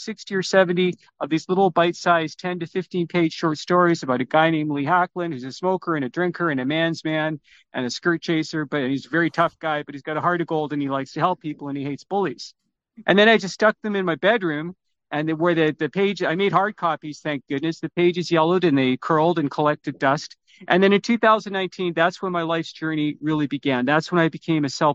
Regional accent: Vancouver, British Columbia, Canada; also born or lived in Toronto; I was born in Toronto, but came to Vancouver in 1969.

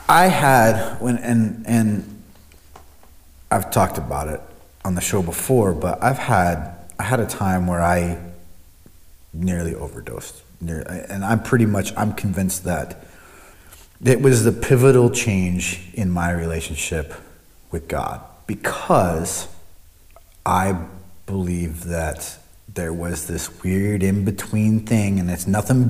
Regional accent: Omaha, Nebraska, United States; moved away; I grew up in Omaha, Nebraska

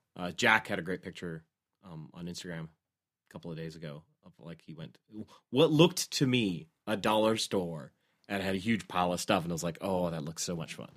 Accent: Canada; as a Canadian

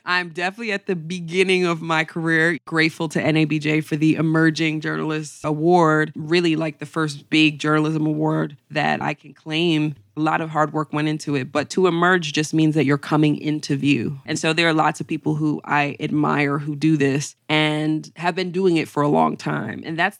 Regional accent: Syracuse, New York, United States; Big shout out to Syracuse 315. I would say Syracuse was everything. That was really my foundation.

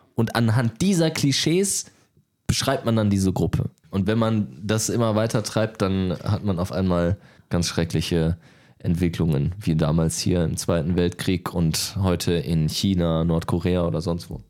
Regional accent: Duisburg, North Rhine-Westphalia, Germany; komme aus NRW, komme aus Duisburg

